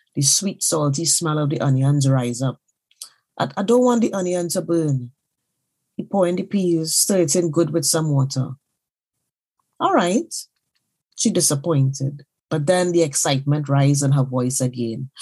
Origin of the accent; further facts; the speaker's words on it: Trinidad & Tobago; now in London, United Kingdom; I am a Trinidadian writer currently living in London.